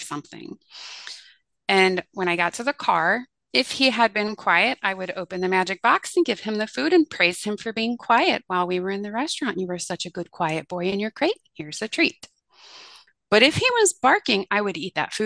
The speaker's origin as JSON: {"language": "English", "town": "Fort Wayne", "region": "Indiana", "country": "United States", "tie": "born or raised there", "said": "my hometown of Fort Wayne, Indiana"}